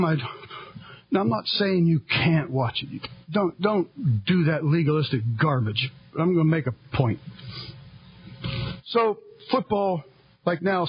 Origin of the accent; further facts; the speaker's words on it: United States; I am a Christian, and I am an American